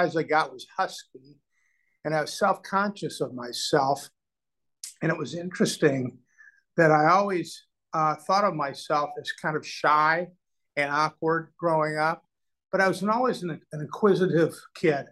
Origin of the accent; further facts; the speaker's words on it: Omaha, Nebraska, United States; moved away; it was a nice childhood, especially growing up in Omaha